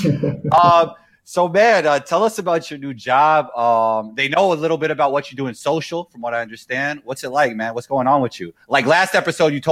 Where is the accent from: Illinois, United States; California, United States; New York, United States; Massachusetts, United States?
New York, United States; I'm from New York.